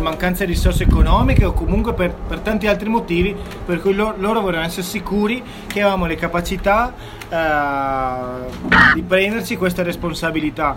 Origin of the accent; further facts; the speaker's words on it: South Africa; moved away; trascorso la mia infanzia in Sudafrica